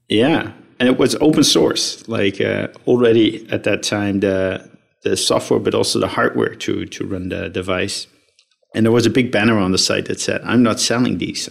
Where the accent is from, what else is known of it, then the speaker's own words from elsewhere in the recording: Netherlands; I was uh, born and raised in the Netherlands